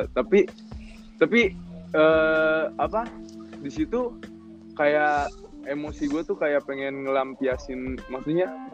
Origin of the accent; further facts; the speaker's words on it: Cikampek, West Java, Indonesia; moved away; also born or lived in Bandung / Jakarta; gue dari Cikampek